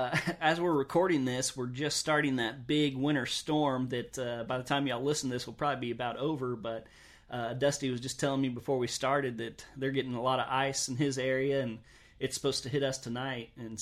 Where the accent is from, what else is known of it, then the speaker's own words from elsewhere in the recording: the South, United States; I've just heard a lot of people argue it, and I'm from the South also, so I've always said crappie